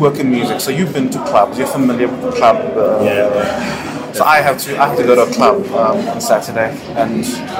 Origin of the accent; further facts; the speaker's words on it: Pretoria, Gauteng, South Africa; I'm from Pretoria.